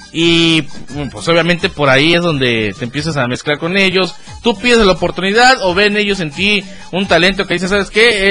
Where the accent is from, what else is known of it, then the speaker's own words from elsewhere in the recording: Chiapas, Mexico; somos eh, chiapanecos